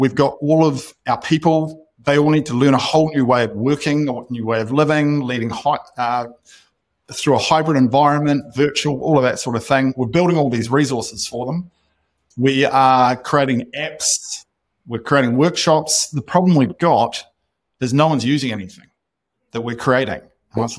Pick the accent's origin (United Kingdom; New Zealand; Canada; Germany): New Zealand; moved away as an adult; also born or lived in Austin, United States; I'm not sure why I'm sitting in Austin when we could be living back in New Zealand.